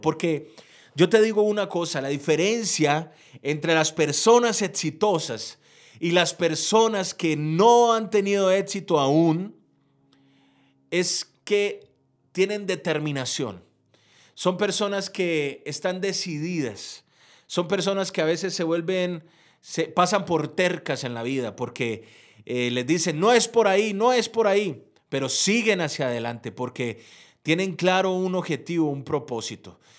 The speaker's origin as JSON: {"language": "Spanish", "country": "Colombia", "said": "soy un empresario de Colombia"}